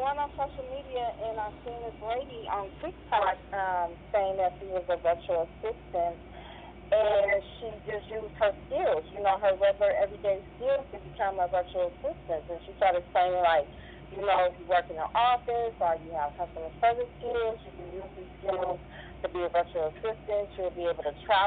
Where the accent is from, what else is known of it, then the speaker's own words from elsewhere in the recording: San Francisco, California, United States; I was born and raised in San Francisco, California, so I am a Bay Area girl